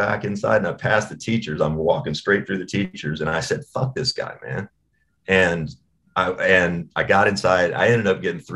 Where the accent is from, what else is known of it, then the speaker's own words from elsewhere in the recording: Owensboro, Kentucky, United States; also born or lived in Bowling Green, Kentucky; I grew up 45 minutes from Bowling Green in Owensboro